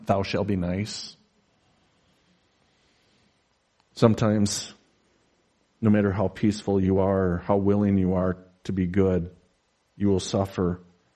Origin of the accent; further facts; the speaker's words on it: United States; I am an American pastor who lives a reasonably comfortable life in a sleepy little podunk town.